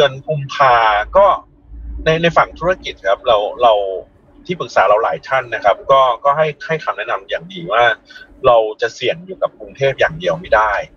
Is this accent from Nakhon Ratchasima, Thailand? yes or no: yes; Pak Thong Chai, Korat, Nakhon Ratchasima, Thailand; จิมทอมสันอยู่แถวบ้านผมนะอยู่แถวอยู่แถวปักธงชัย